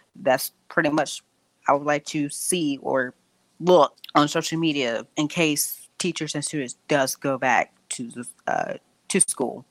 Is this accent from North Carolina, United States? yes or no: yes; Durham, North Carolina, United States; I live in Durham, North Carolina, uh, born and raised in Durham, actually